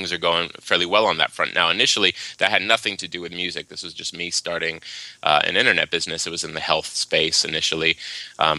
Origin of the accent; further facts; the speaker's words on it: Waimanalo, Hawaii, United States; moved away; also born or lived in Seattle / Los Angeles; I was born and raised in Hawaii, a little town called Waimanalo on the island of Oahu